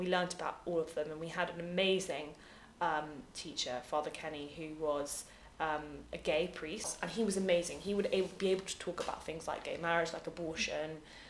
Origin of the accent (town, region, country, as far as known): United Kingdom